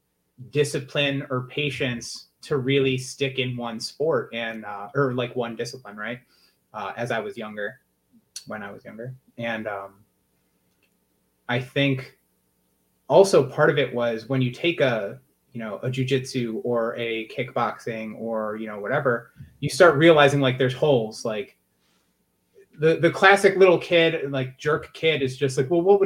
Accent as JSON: {"language": "English", "town": "Buffalo", "region": "New York", "country": "United States", "said": "From Buffalo, New York."}